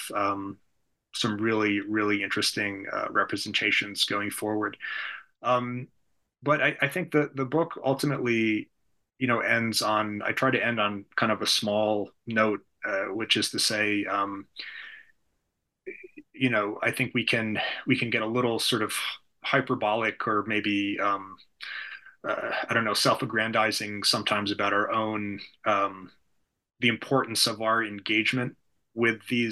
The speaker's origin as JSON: {"language": "English", "country": "United States", "said": "as an American"}